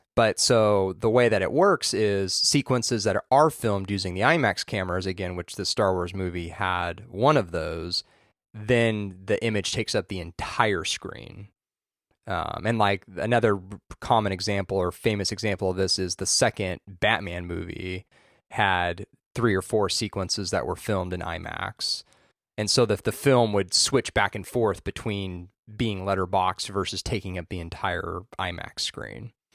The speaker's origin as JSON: {"language": "English", "area": "Orange County", "region": "California", "country": "United States", "tie": "born or raised there", "said": "I grew up in Orange County"}